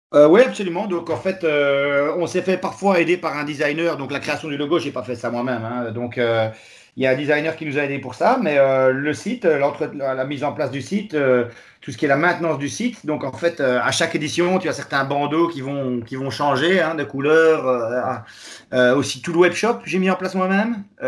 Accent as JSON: {"language": "French", "town": "Charleroi", "region": "Wallonia", "country": "Belgium", "said": "je suis belge de la région de Charleroi"}